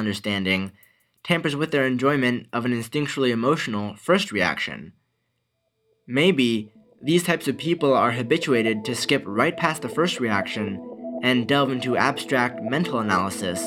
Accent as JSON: {"language": "English", "town": "Malibu", "region": "California", "country": "United States", "tie": "born or raised there", "said": "my hometown of Malibu, California"}